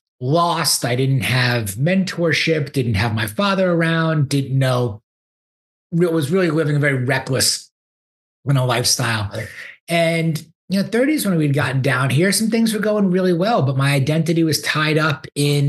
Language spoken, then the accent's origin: English; Great Neck, New York, United States; moved away as an adult; also born or lived in Ann Arbor, Michigan; now in Houston, United States; I grew up in Great Neck, North Shore